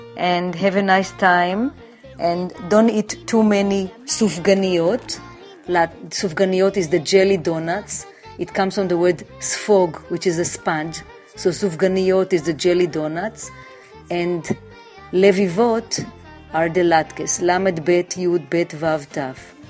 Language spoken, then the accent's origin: English; Jerusalem, Jerusalem District, Israel; moved away as an adult; now in New York City, United States; I was born in Jerusalem, and when I moved to New York, I worked for the Israel Mission to the United Nations